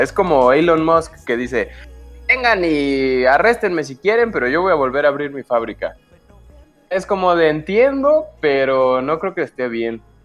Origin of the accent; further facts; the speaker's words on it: Cuernavaca, Morelos, Mexico; todos de aquí venimos de Cuernavaca, algunos ya nos cambiamos de ciudad